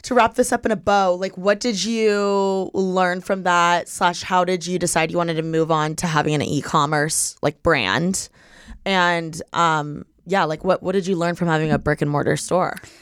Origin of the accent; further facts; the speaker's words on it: Midwest, United States; I'm from the Midwest. Like, I grew up with, like, the sports, the seasons